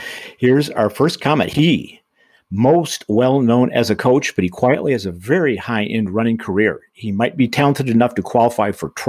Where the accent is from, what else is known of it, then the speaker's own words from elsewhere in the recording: Michigan, United States; moved away; my home state of Michigan